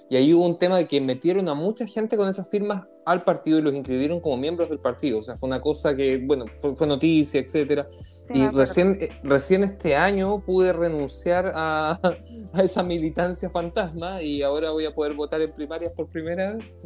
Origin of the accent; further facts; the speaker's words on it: Linares, Maule, Chile; moved away; also born or lived in Santiago / Viña del Mar; nací en Santiago, hasta primero básico viví en Santiago, hasta los siete años. Y no cuenta. Viví seis, años en el sur, en Linares. Así que sí, tengo una, un background bien eh, especial en ese sentido.